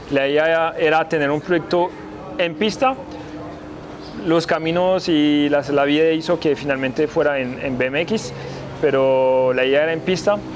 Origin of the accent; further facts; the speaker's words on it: Colombia; yo sí amo ese país, que yo sí soy colombiano y francioqueño